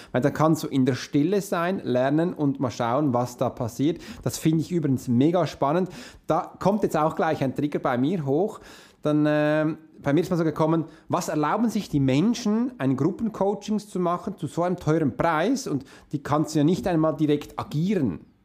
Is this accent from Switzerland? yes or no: yes; Switzerland; ich bin Schweizer, wie für uns Hochdeutsch zu sprechen ist nicht so einfach, weil wir ganz anders reden